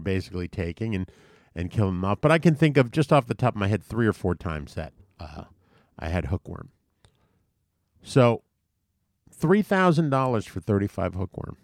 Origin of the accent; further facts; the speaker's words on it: U.S. Virgin Islands; when I grew up in Saint Thomas